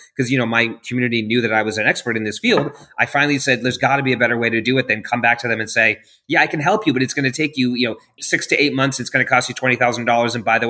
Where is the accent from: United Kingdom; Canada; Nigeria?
United Kingdom; London; also born or lived in Asia; now in Los Angeles, United States; I'm not from there originally. Mm-hmm. I was born in Asia and grew up in London and lived all over.